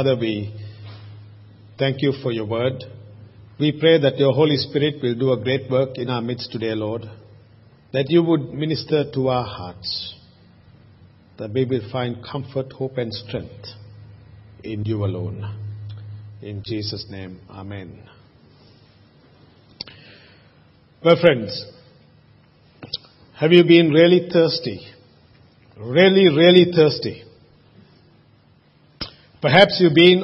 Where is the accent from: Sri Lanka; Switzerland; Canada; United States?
Sri Lanka; now in Australia; When I was growing up in Sri Lanka, we used to always boil the water before we drank it.